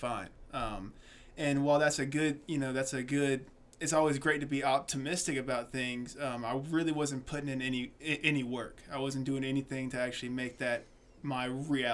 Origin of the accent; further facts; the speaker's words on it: Atlanta, Georgia, United States; also born or lived in South Carolina; I was born in South Carolina, raised in Atlanta, Georgia.